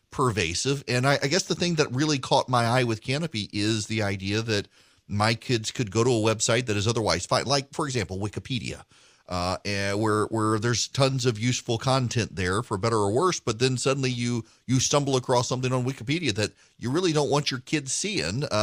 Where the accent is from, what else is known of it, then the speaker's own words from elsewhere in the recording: Dubai, United Arab Emirates; I grew I grew up in the Middle East was uh, raised in Dubai and had a computer in my classroom starting in first grade